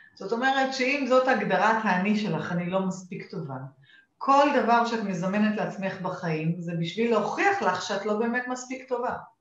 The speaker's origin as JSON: {"language": "Hebrew", "country": "Israel", "accent": "Israeli, half Australian", "said": "והאנגלית שלי היא אנגלית טובה, ועם אה, מבטא ישראלי"}